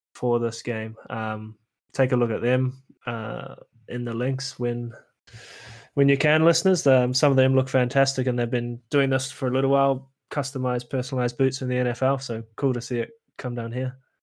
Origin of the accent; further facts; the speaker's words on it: New Zealand; I'm Kiwi.